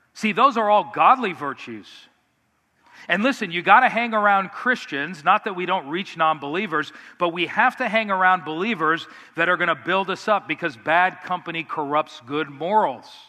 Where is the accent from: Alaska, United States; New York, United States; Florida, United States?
Florida, United States; Miami; I grew up in South Florida in Miami